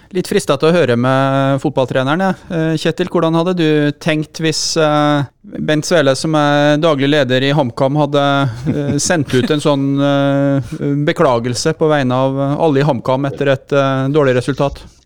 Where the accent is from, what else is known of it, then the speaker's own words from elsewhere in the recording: Innlandet, Norway; jeg kommer jo fra Innlandet sjøl